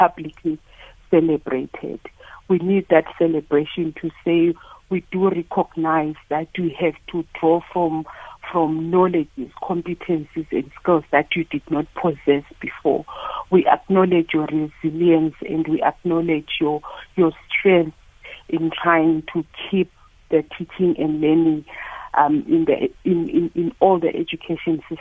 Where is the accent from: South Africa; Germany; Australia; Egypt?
South Africa; as a South African society